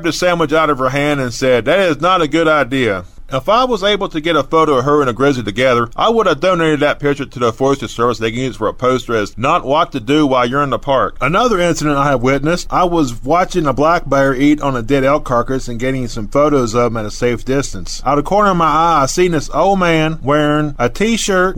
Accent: West Virginia, United States

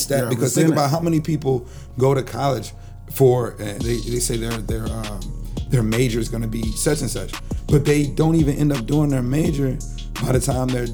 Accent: Japan; moved away; Growing up in Japan, my mother put me to work at 3 years old.

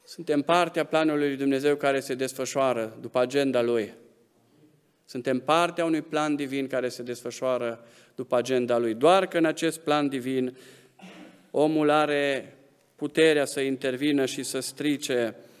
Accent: Romania; suntem români, suntem în arealul ăsta geografic

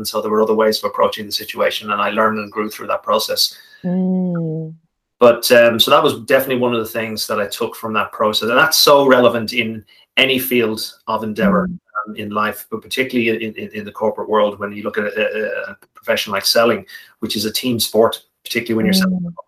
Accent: Malahide, Leinster, Ireland; We sailed on an estuary back in my hometown of Malahide, where I grew up in Dublin.

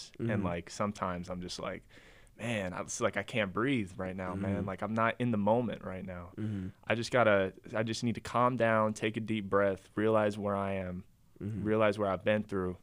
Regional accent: North Carolina, United States; I'm from North Carolina. I don't live in New York

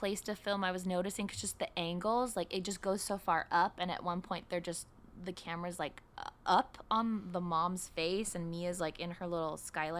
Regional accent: San Francisco, California, United States; as someone who was born and raised in San Francisco

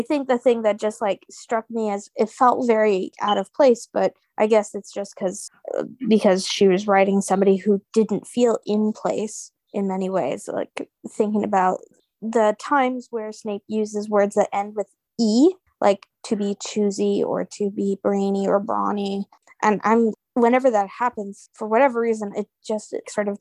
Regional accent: United States; I think we're all American here, or, you know, USA.

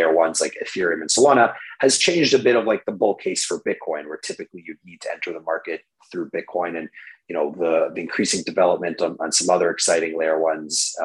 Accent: Canada; I'm just a Canadian boy

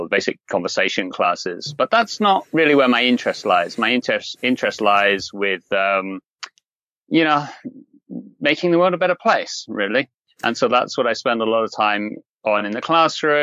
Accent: England, United Kingdom; moved away as an adult; also born or lived in Nagano, Japan; now in Okinawa, Japan; I grew up in England.

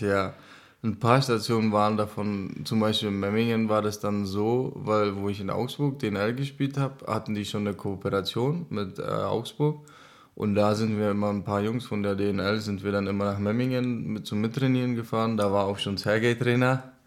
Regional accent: Šumperk, Olomouc Region, Czechia; German is a second language; also born or lived in Zábřeh, Czech Republic; now in Selb, Germany; Ich bin geboren in Sabrek

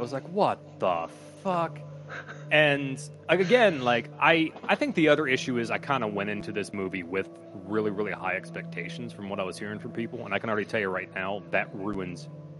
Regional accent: Pennsylvania, United States; This is my home state. Only Pennsylvania would make up something this depressing.

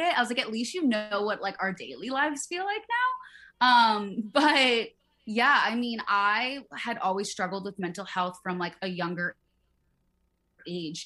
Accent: Midwest, United States; I grew up in the Midwest

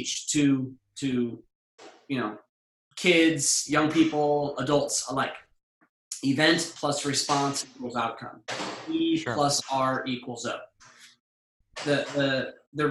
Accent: California, United States; I grew up in California and lifeguards

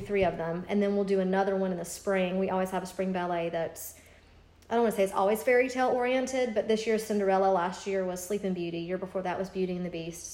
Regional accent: Greenville, United States; moved away; My parents live in Greenville because I'm from Greenville

